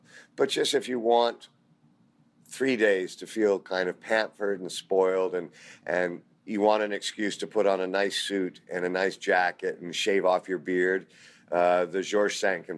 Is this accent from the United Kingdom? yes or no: yes; United Kingdom; Well, I'm British, so I'm going to have to say Speedo.